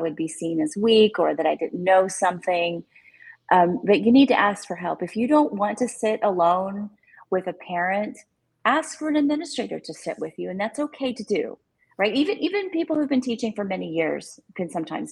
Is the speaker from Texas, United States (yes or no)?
yes; Texas, United States; I'm a Texan